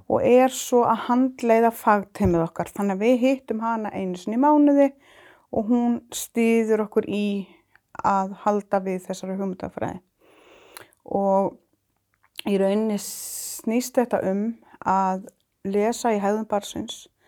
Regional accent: Iceland

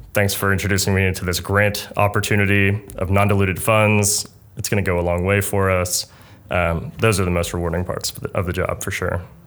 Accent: Pittsburgh, Pennsylvania, United States; moved away; also born or lived in Pitt County, North Carolina / Kentucky; I grew up in Pittsburgh, Pennsylvania

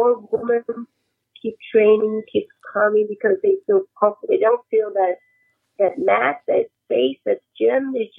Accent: Brasília, Federal District, Brazil; moved away; it was in Brasilia, my hometown

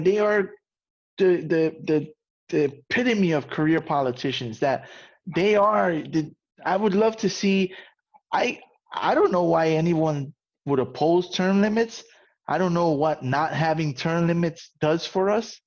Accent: New York, United States; where I come from, who I am, I'm a guy from the South Bronx, what you would call the ghetto

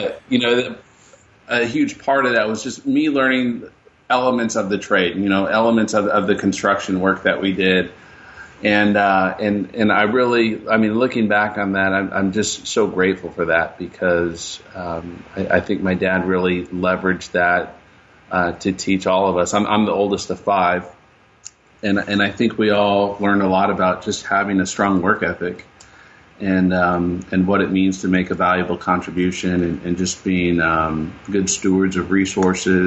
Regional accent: Riverside, California, United States; also born or lived in San Bernardino, California; I was born and raised in San Bernardino, California. And when I was about 8 or 9 years old, my parents decided that we were going to move to Riverside

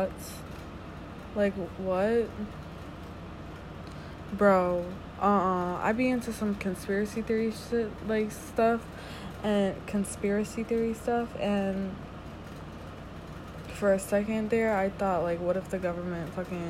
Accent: Connecticut, United States; I'm from Connecticut

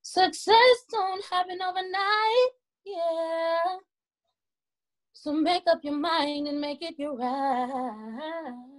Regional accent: Milwaukee, Wisconsin, United States; moved away as an adult; now in Georgia, United States; performing all over my hometown, which is Milwaukee, Wisconsin

